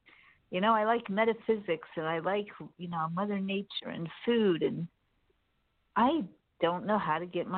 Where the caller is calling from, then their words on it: San Diego, California, United States; Hi, Jimmy. This is … in San Diego.